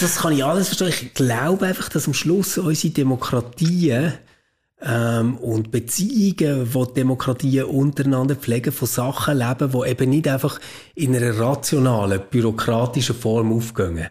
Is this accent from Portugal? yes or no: no; Switzerland; bei uns in der Schweiz